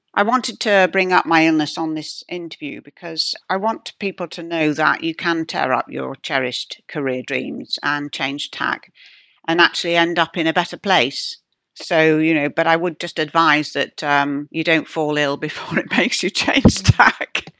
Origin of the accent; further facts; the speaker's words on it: Yorkshire and the Humber, United Kingdom; moved away; I come from Yorkshire, my father's still there